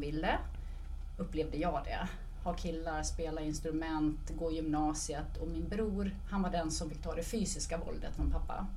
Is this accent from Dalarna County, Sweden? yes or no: yes; Dalarna County, Sweden; Men jag är uppvuxen i Dalarna